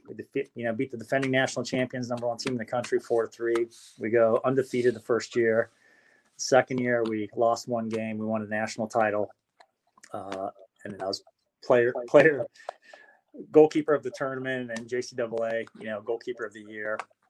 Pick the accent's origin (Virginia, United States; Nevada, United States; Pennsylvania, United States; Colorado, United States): Nevada, United States; Las Vegas; And growing up in Vegas is, you know, when you grow up in Vegas, it's a different life, you know, for a lot of kids.